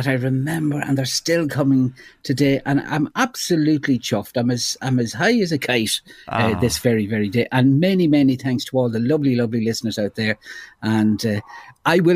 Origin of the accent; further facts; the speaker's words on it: Ireland; accent: Ardee; my RD accent